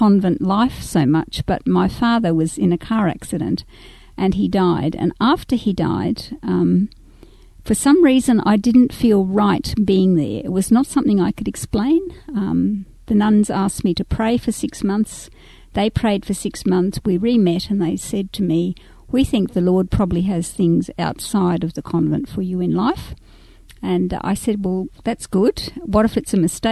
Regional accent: Yandina Creek, Queensland, Australia; also born or lived in Nambour / Eumundi; we grew up in Yandina Creek

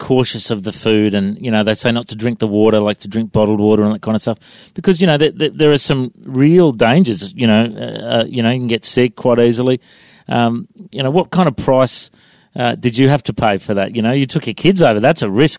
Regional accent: Coffs Harbour, New South Wales, Australia; now in Brisbane, Australia; I grew up in Coffs Harbour

